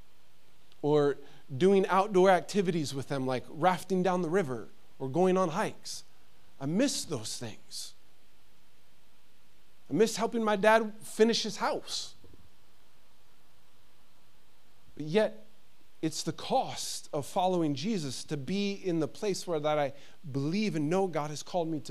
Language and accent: English; United States; moved away as an adult; now in Sweden; being an American living here in Sweden, I've been here 7 years, it still is hard, the fact that my family is in the United States.